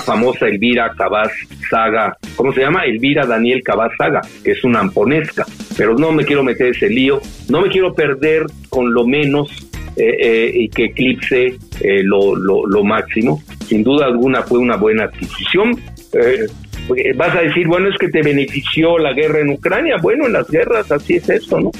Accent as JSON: {"language": "Spanish", "country": "Mexico"}